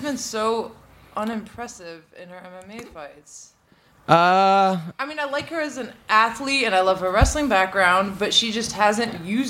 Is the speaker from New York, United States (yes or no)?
yes; Syracuse, New York, United States; moved away as an adult; also born or lived in Berkeley, California / Hollywood, California; now in Los Angeles, United States; Upstate New York